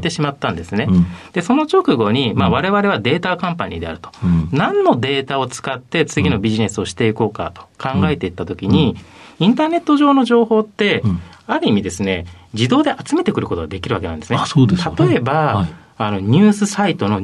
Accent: Ashikaga, Tochigi, Japan; 栃木県の足利市というところになります

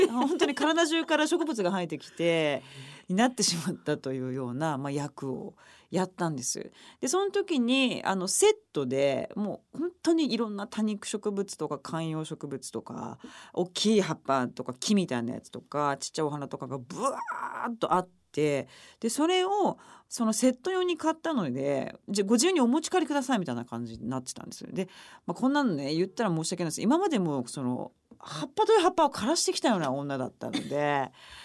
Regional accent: Okayama, Japan; moved away; 私の地元岡山

